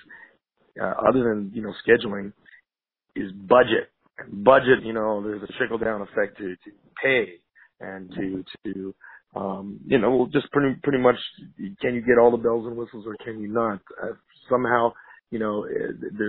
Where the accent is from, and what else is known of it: Montreal, Quebec, Canada; moved away as an adult; now in Los Angeles, United States